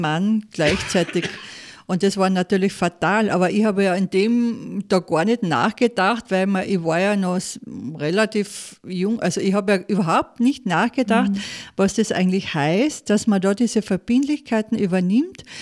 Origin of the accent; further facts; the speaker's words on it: Saalfelden, Salzburg, Austria; also born or lived in Munich / Kitzbühel; ich komme aus Saalfelden, Zell am See